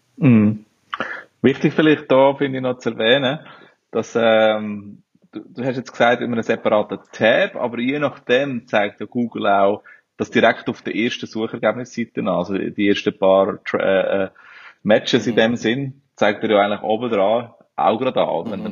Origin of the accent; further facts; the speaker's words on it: Switzerland; moved away as an adult; now in Brazil; Ich bin Schweizer